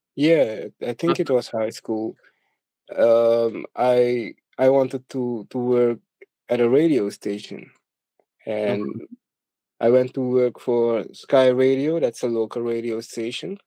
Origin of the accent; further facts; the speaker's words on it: Suriname; I was born and raised in Suriname. Um, I, I've been here all my life